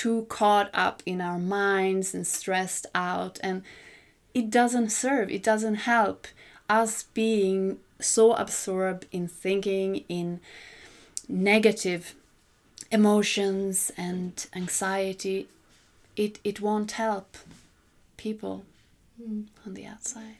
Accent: Sweden; moved away as an adult; also born or lived in Congo / Mali; I love coming home to Sweden

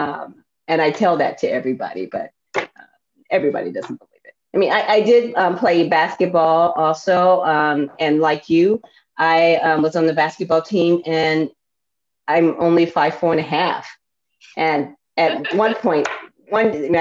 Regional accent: Chicago, Illinois, United States; moved away; I'm from Chicago, the south side of Chicago

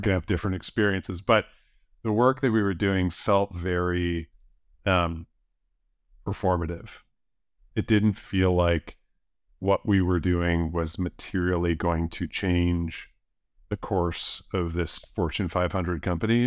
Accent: outside of Buffalo, New York, United States; moved away; I grew up outside of Buffalo. Um, small farming community

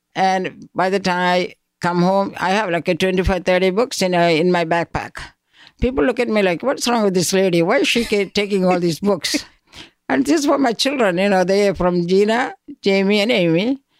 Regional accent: Koipuram, Kerala, India; moved away; I grew up in a small town called Koipuram, that is in South India.

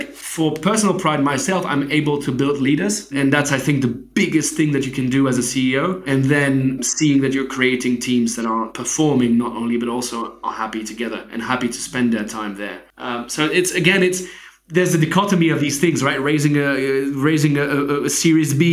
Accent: Geneva, Switzerland; I'm from Switzerland, right? I grew up in Switzerland.

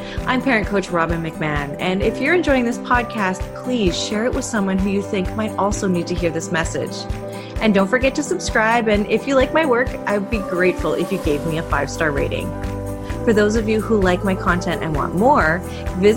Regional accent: Canada; we are Canadian. So it is not the igloos that you may be imagining that we live in, but it is cold here in the wintertime

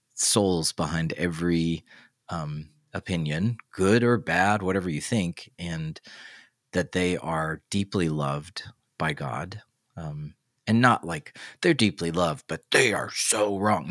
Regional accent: the South, United States; now in Midwest, United States; I live in the Midwest, I'm from the South.

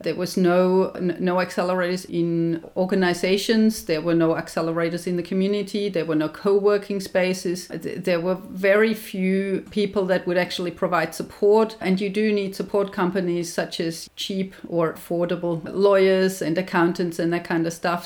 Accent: Germany; moved away as an adult; now in Australia; I'm obviously from Germany. I came to Australia in year 2000.

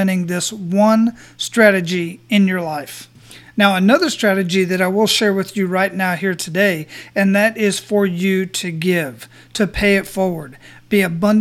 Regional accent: Phoenix, Arizona, United States; moved away as an adult; now in Florida, United States; My hometown where I was born and raised

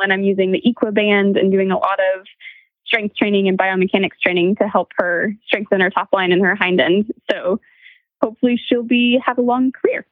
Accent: Montana, United States; I grew up in Montana

